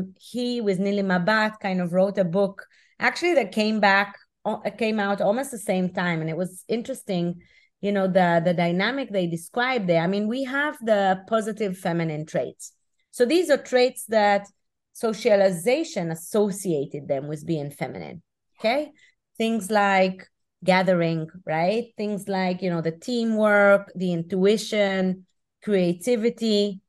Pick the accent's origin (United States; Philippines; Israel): Israel; So I'm originally from Israel, as you mentioned. And back in 98, I started my career with Procter & Gamble in Geneva.